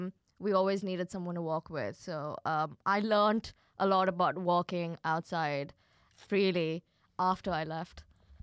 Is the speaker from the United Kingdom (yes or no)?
no; Kuwait; No, so I grew up in Kuwait.